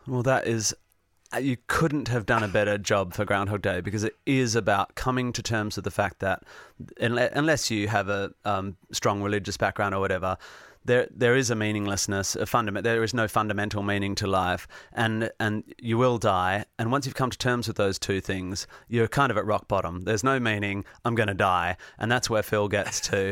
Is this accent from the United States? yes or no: no; Perth, Western Australia, Australia; also born or lived in Northampton, England; by the time I was one, I was back in Perth, West Australia.